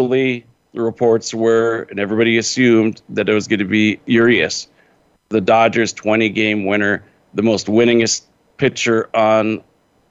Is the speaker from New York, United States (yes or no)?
no; Northern California, United States; now in Los Angeles, United States; I'm from Northern California